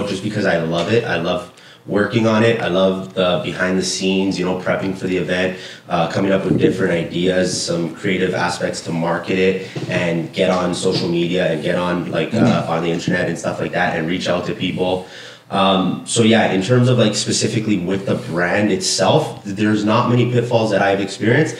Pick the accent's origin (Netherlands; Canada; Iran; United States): Canada; Toronto, Ontario; I grew up on College Street, so Little Italy